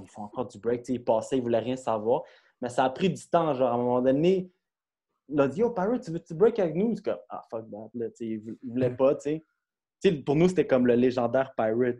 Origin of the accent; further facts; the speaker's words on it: Brossard, Quebec, Canada; on vient de Brossard, puis on est à Montréal.